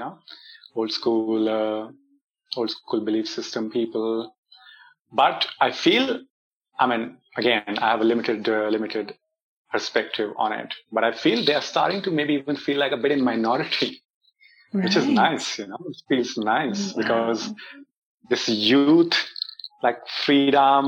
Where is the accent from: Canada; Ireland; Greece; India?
India; me being Indian or having spent most of my life here in India